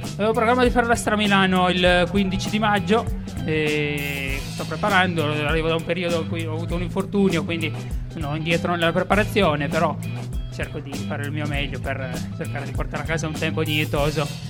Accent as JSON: {"language": "Italian", "town": "Alba", "region": "Piedmont", "country": "Italy", "said": "io sono di Alba"}